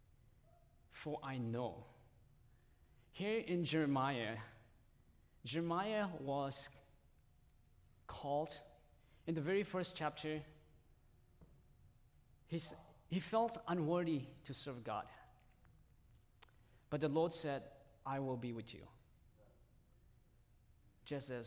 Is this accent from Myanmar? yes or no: yes; Myanmar; first language Tedim (Zomi); English is a second language; moved away; that's my mother tongue. And I came from one of the minority groups from Burma. And it's called Tedim language or Zomi language